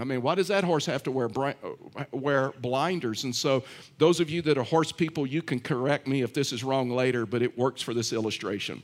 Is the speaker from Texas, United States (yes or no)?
yes; Texas, United States; I'm from Texas